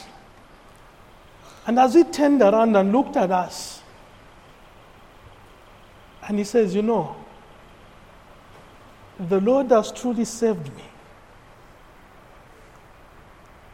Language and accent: English; Kitwe, Copperbelt Province, Zambia; Growing up in Kitwe